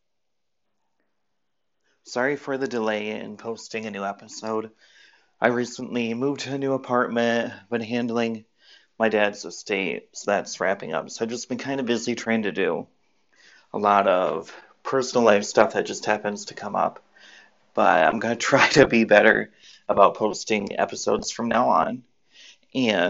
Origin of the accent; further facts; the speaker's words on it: Michigan, United States; I'm from Michigan, but I live in Michigan